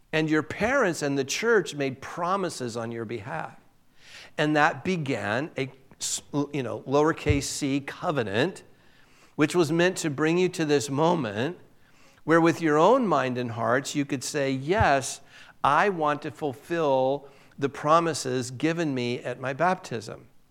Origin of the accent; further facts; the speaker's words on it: Southern California, United States; moved away as an adult; also born or lived in Boise; I'm from Southern California